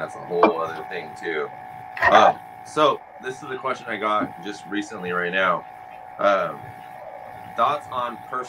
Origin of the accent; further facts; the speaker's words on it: California, United States; I'm from California